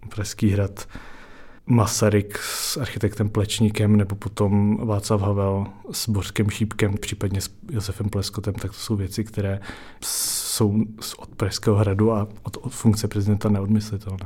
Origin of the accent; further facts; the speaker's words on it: Prague, Czechia; pocházím z Prahy, žiju v Praze